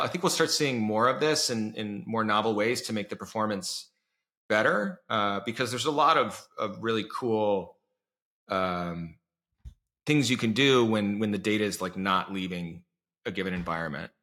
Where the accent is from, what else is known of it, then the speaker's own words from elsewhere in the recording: Iowa, United States; moved away; I grew up in Iowa